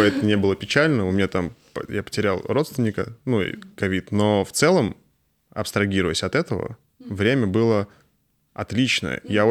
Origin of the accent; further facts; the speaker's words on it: Astrakhan, Astrakhan Oblast, Russia; я сам из Астрахани